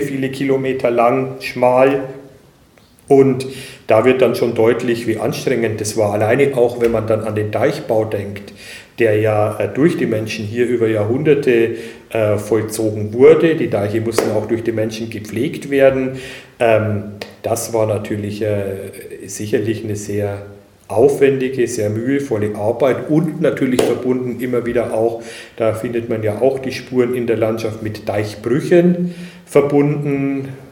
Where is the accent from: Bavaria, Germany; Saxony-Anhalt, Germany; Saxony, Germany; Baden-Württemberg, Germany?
Bavaria, Germany; northern Upper Palatinate; moved away; Ich komme selber aus der nördlichen Oberpfalz